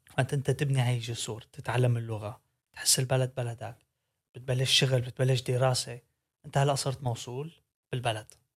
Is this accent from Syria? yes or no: yes; Syria; now in Netherlands; انا من سوريا